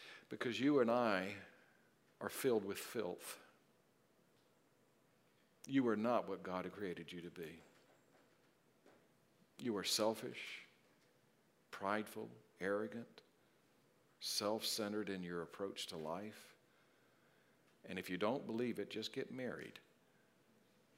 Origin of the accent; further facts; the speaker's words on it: South Carolina, United States; When I was a little boy growing up in South Carolina, I lived on a road called Pocket Road